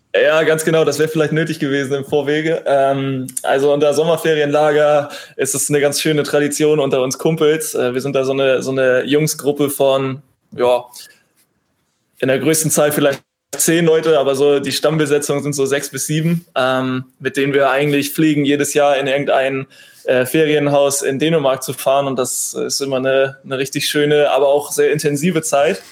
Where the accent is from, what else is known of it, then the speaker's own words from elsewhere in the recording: Bredstedt, Schleswig-Holstein, Germany; also born or lived in Husum / Flensburg; now in Kiel, Germany; Nordsee, weil es meine Heimat ist. Ich komme aus Bredstedt, bin in Husum geboren